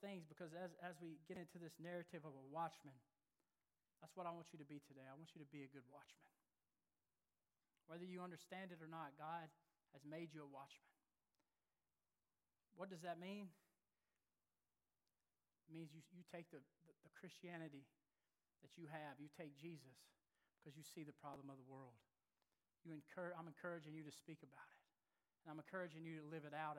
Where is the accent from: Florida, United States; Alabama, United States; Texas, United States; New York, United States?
Alabama, United States; moved away; I grew up in Alabama